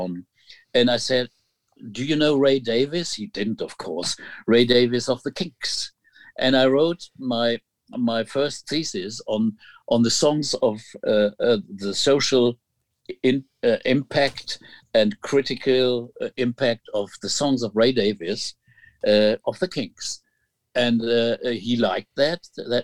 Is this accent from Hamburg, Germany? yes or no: yes; Hamburg, Germany; my 70s growing up in Hamburg